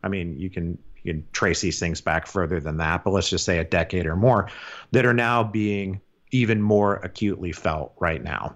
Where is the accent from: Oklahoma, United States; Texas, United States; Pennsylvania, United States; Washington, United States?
Washington, United States; Seattle; moved away; also born or lived in Portland / Vancouver, Canada; I'm from Seattle originally. I don't live there anymore.